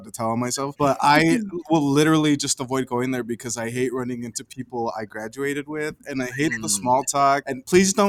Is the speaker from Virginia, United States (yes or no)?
no; Caldwell, Idaho, United States; accent: Caldwell accent; first language Spanish; English is a second language; I grew up in Caldwell